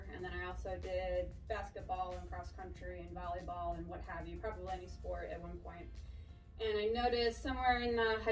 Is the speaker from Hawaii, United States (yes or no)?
no; Chicago, Illinois, United States; moved away as an adult; also born or lived in Texas; now in Oklahoma City, United States; born and raised in Chicago